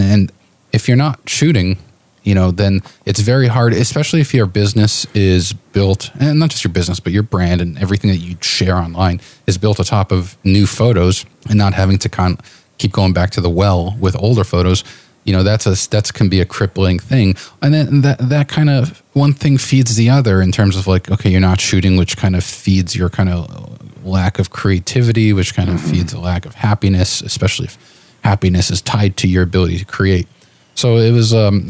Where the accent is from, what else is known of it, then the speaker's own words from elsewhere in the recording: New York City, New York, United States; also born or lived in Lincoln, Nebraska; now in Portland, United States; I'm from New York City